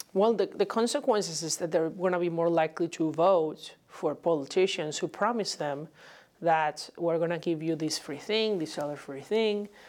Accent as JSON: {"language": "English", "country": "Venezuela", "moved": "yes", "lives_now": "United States", "said": "my home country of Venezuela"}